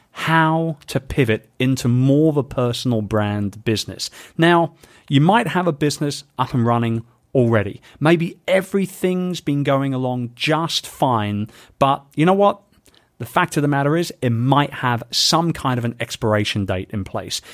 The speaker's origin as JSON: {"language": "English", "region": "London", "country": "United Kingdom", "tie": "born or raised there", "said": "my hometown of London"}